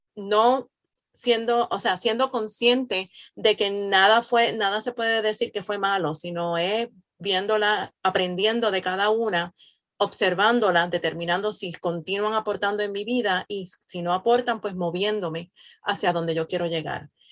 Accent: Puerto Rico; now in Florida, United States; soy nacida y criada en Puerto Rico, al igual que Yadi, radicada en Florida

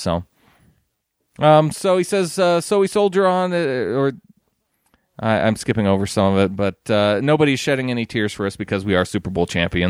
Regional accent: England, United Kingdom; It is, in fact, the town I grew up in England.

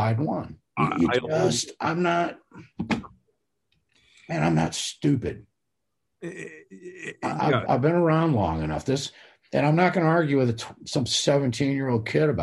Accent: United States; as an American

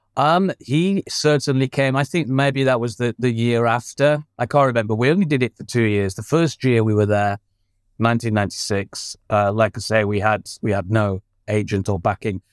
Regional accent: Blackburn, North West England, United Kingdom; I'm from Blackburn

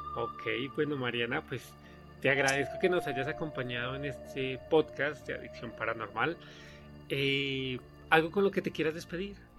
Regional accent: Colombia; moved away as an adult; now in Mexico; yo soy colombiano viviendo en México, ya llevo aquí alrededor de siete años

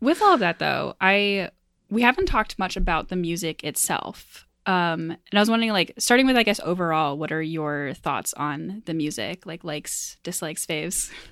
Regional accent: rural Maine, United States; moved away; also born or lived in Midwest; I'm not from the Midwest. I live here now, um, but I am from rural Maine

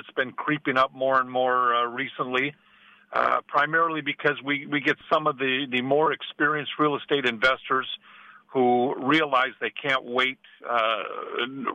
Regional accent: Midwest, United States; moved away; I'm originally from the Midwest

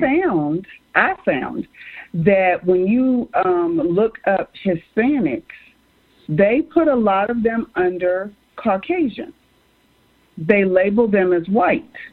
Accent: United States; being born and raised in America

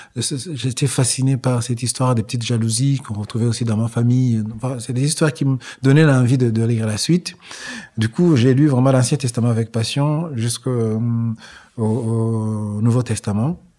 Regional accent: Rwanda; je suis rwandais

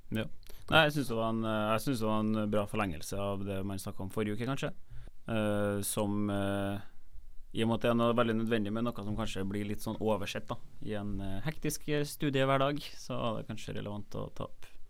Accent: Trondheim, Trøndelag, Norway; moved away as an adult; now in Bergen, Norway; jeg er jo fra Trondheim

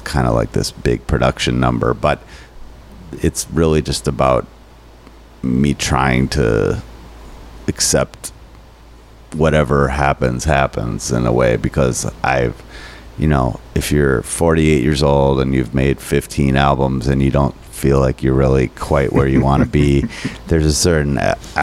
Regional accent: Minnesota, United States; I'm too Minnesotan

